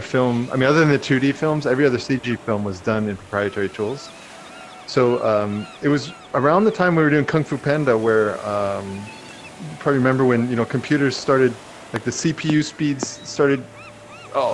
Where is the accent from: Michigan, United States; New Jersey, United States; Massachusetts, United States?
New Jersey, United States; moved away as an adult; also born or lived in Vancouver, Canada; I lived in New Jersey